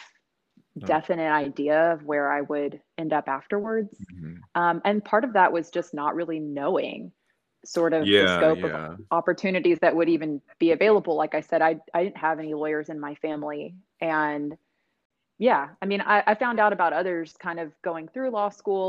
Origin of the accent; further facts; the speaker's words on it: Cooper, Texas, United States; moved away as an adult; also born or lived in Austin, Texas; now in Houston, United States; So I am from a small town in Northeast Texas called Cooper, Texas. I grew up there